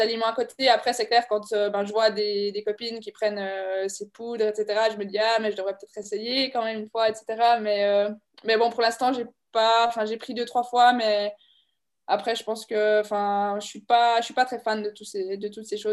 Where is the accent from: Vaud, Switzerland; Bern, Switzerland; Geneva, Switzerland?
Bern, Switzerland; La Neuveville; je viens de la Neuville, du bord du lac de Bienne